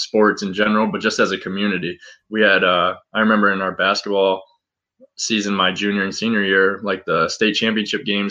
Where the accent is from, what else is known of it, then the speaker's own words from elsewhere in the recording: Scotia, New York, United States; I grew up in Scotia, New York, really small part